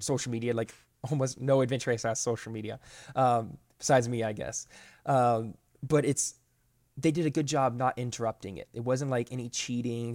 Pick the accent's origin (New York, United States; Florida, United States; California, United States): Florida, United States; moved away as an adult; now in Georgia, United States; I grew up in Florida my whole life, but I moved up here five years ago, up to Georgia